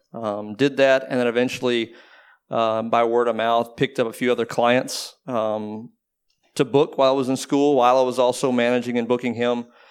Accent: Waco, Texas, United States; now in Austin, United States; I grew up in Waco, but I was at school there and I've pretty much been there ever since.

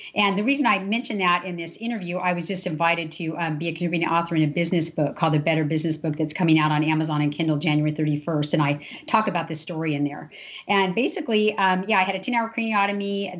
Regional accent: Imperial Valley, California, United States; I grew up in Imperial Valley at SDSU, San Diego State

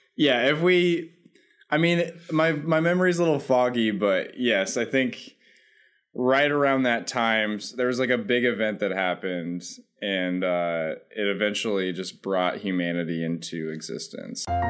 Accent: California, United States; I was in fact born in California

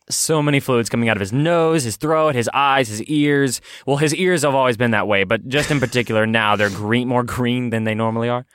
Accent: Texas, United States; moved away as an adult; now in Los Angeles, United States; I moved from my home state of Texas

